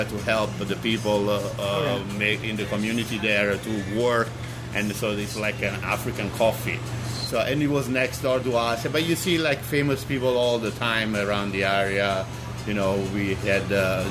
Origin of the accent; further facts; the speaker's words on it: Naples, Campania, Italy; accent: Italian; English is a second language; also born or lived in Sorrento; now in New York City, United States; I'm from Naples